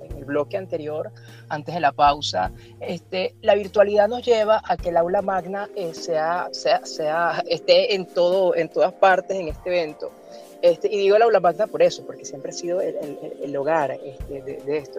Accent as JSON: {"language": "Spanish", "country": "Venezuela", "said": "soy venezolano, me siento latinoamericano"}